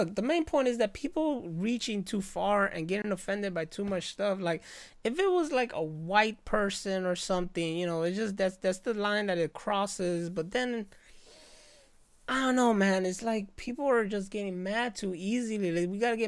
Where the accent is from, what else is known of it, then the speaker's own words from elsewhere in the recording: Chicago, Illinois, United States; I'm Puerto Rican, born and raised here in Chicago